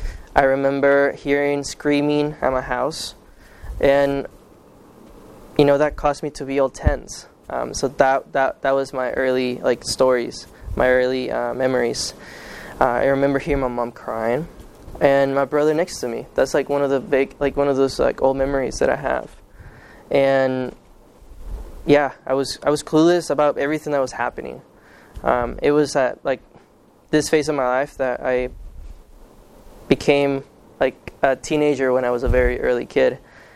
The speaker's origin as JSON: {"language": "English", "country": "Guatemala", "tie": "born there", "said": "Okay, so I was born in Guatemala."}